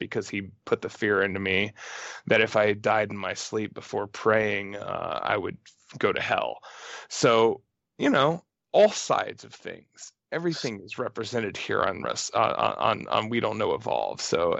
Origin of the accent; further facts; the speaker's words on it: Southeast Texas, United States; I grew up in Southeast Texas.